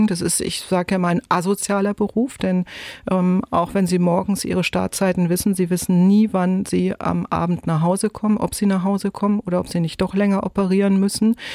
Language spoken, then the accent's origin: German; Neumünster, Schleswig-Holstein, Germany; Denn die Form erinnert mich an die Landkarte meiner Heimat Schleswig-Holstein mit meinem Geburtsort Neumünster.